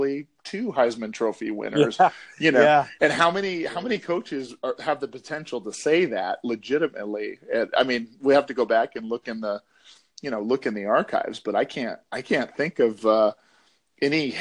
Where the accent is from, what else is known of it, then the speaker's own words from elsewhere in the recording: Texas, United States; I grew up in Texas.